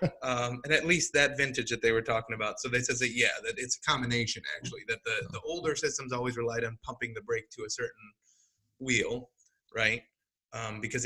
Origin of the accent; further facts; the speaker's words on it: Chicago, Illinois, United States; accent: long A's; I'm from Chicago, so we have long A's.